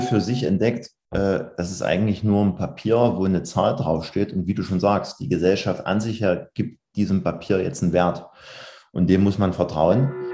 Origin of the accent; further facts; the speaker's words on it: Dresden, Saxony, Germany; komme regional aus Sachsen, aus dem schönen Dresden